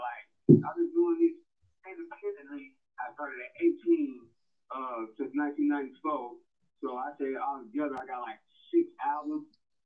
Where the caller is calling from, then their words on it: Colorado Springs, Colorado, United States; I'm calling from Colorado Springs, Colorado.